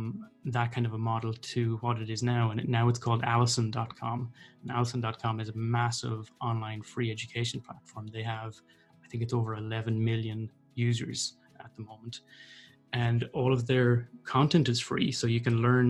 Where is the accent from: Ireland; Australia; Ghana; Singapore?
Ireland; North Roscommon, Connacht; moved away as an adult; also born or lived in Dublin; now in Galway, Ireland; I'm originally from North Roscommon